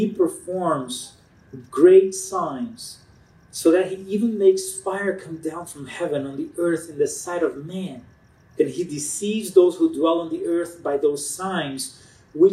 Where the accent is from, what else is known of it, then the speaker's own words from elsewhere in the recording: Rio de Janeiro, Brazil; accent: Brazilian; moved away as an adult; now in Loma Linda, United States; I'm from Brazil